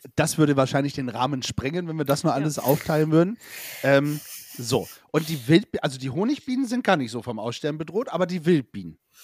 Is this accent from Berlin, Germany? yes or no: no; village between Bremerhaven and Bremen, Lower Saxony, Germany; gebürtig aus Lunetown City, also ein kleines Dörfchen zwischen Bremerhaven und Bremen